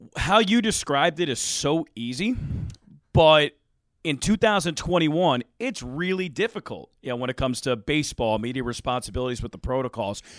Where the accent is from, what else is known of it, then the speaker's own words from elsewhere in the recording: Pennsylvania, United States; moved away as an adult; now in Iowa, United States; I'm from Pennsylvania